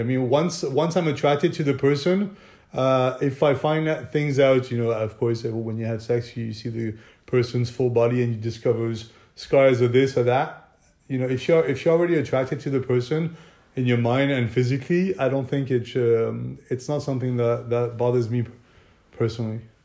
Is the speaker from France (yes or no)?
yes; France; now in Monaco; I'm French. I was born in France